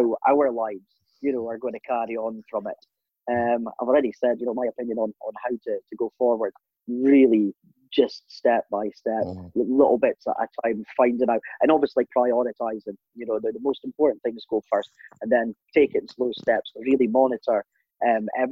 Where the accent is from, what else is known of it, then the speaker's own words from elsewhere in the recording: Aberdeen, Scotland, United Kingdom; we're from Aberdeen, we all live in Aberdeen